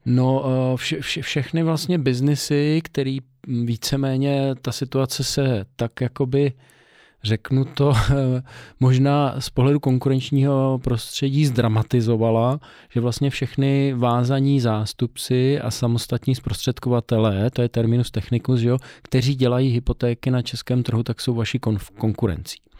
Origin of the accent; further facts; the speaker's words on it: Czechia; Já jsem samozřejmě Čech, ale já jsem Čechoslovák.